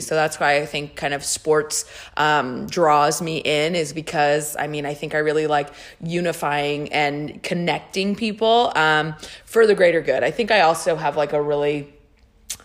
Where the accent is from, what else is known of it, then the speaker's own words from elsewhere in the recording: California, United States; Me and my roommate were from California